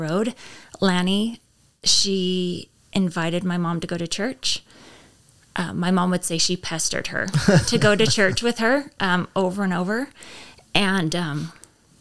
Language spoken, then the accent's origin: English; Fallon, Nevada, United States; moved away as an adult; also born or lived in Canada; I grew up in Fallon, Nevada.